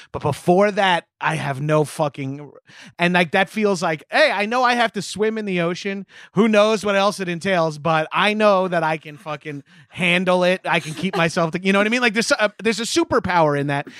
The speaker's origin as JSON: {"language": "English", "area": "Long Island", "region": "New York", "country": "United States", "tie": "born or raised there", "said": "become a Jones Beach lifeguard, the beach where I hung out growing up"}